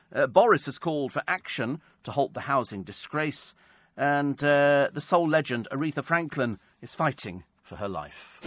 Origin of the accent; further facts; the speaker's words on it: England, United Kingdom; also born or lived in Newbury; We're English